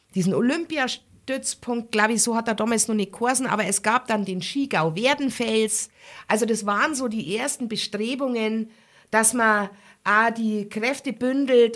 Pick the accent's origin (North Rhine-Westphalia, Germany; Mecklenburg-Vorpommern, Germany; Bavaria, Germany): Bavaria, Germany; Garmisch-Partenkirchen; meine Familie aus Pattenkirchen